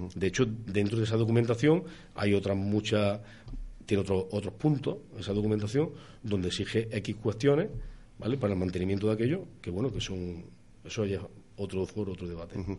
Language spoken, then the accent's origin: Spanish; Andújar, Andalusia, Spain